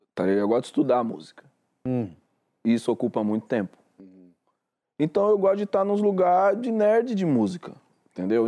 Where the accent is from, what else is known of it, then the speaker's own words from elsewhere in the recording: São Paulo, Brazil; Eu sou de São Paulo